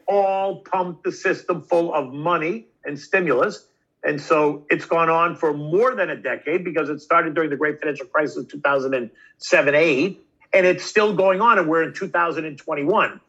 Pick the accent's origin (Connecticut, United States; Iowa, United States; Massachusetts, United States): Massachusetts, United States; Boston; I was a kid from Boston.